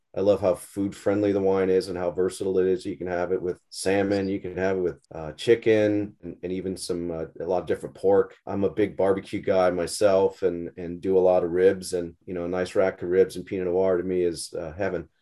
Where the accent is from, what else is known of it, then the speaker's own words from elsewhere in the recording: Hawaii, United States; now in Napa Valley, United States; I grew up in, in Hawaii mostly, just surfed